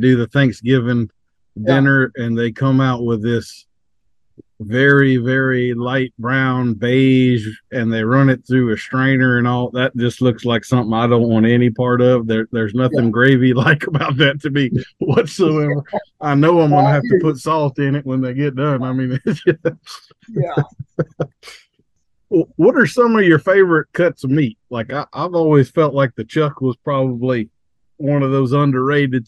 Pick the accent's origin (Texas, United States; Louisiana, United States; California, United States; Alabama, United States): Louisiana, United States; North; I was raised in North Louisiana